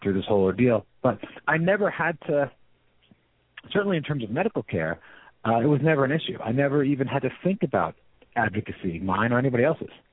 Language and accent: English; San Francisco, California, United States; I'm from San Francisco